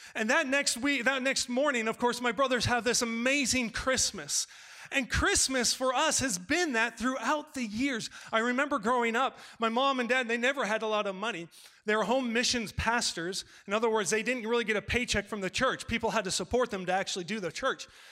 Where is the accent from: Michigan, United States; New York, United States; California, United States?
California, United States; I'm from California